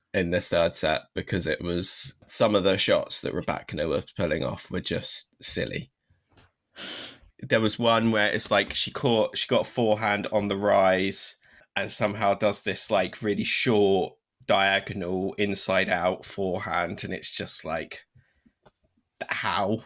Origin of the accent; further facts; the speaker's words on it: United Kingdom; as a Brit